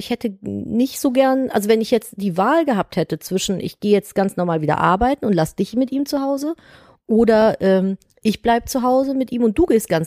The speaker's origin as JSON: {"language": "German", "area": "the West", "region": "West Germany", "country": "Germany"}